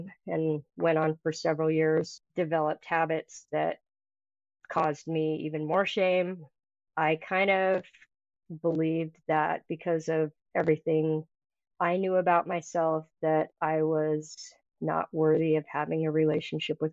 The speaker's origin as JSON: {"language": "English", "town": "Mountain Green", "region": "Utah", "country": "United States", "tie": "born or raised there", "said": "I grew up in Mountain Green, Utah"}